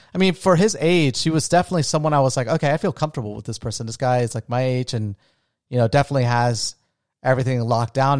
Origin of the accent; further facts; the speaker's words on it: Daytona Beach, Florida, United States; also born or lived in Orlando; I wanted to get away from my hometown